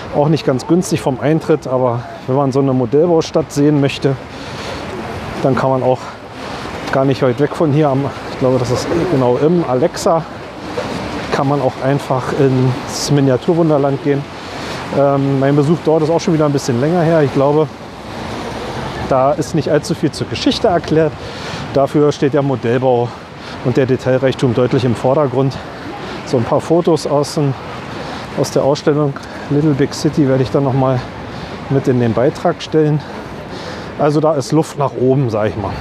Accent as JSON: {"language": "German", "region": "Berlin", "country": "Germany", "tie": "born or raised there", "said": "für uns als ähm, Berliner Eingeborene"}